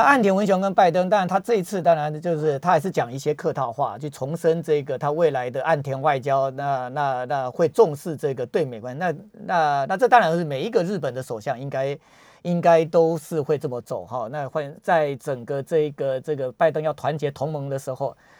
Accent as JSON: {"language": "Chinese", "country": "Taiwan", "said": "我们台湾人"}